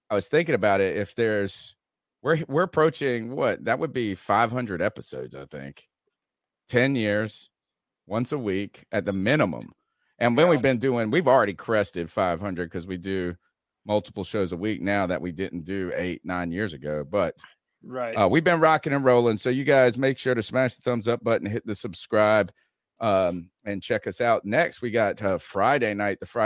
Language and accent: English; Winterville, North Carolina, United States; I'm from Winterville, you're, North Carolina